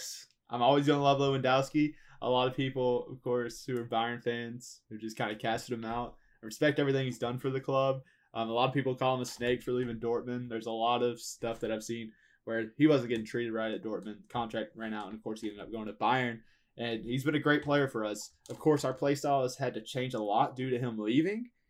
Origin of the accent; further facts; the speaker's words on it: United States; We're American